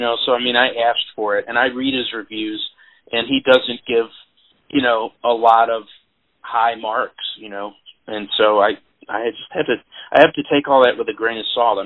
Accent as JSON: {"language": "English", "town": "Peoria", "region": "Illinois", "country": "United States", "tie": "born or raised there", "moved": "as an adult", "lives_now": "St. Louis, United States", "said": "I was born in Peoria, Illinois, which is kind of halfway between here and Chicago"}